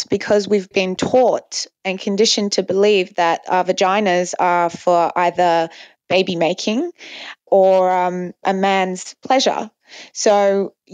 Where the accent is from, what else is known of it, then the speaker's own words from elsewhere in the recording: Dubai, United Arab Emirates; I grew up in a Muslim country. I grew up in Dubai mainly